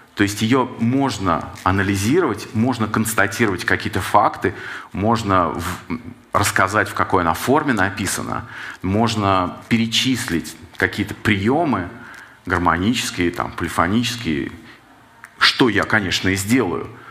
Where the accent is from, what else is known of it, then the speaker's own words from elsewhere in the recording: Saint Petersburg, Russia; как человек питерский